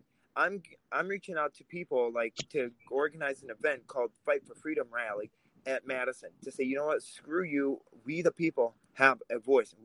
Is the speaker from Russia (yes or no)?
yes; Russia; now in Wisconsin, United States; I grew up in Russia. I grew up under communism.